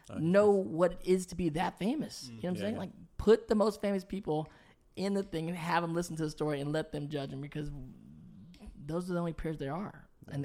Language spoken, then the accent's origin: English; Chicago, Illinois, United States; also born or lived in Los Angeles; because I'm from Chicago.